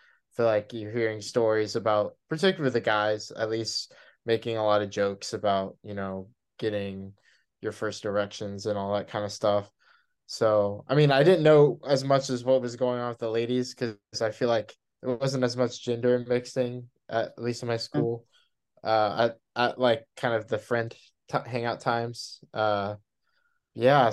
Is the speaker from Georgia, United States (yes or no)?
no; Texas, United States; I'm from Texas